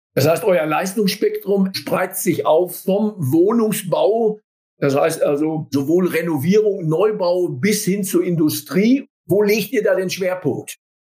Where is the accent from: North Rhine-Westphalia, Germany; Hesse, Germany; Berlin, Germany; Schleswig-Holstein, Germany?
North Rhine-Westphalia, Germany; Sauerland; als absoluter stocksteifer Sauerländer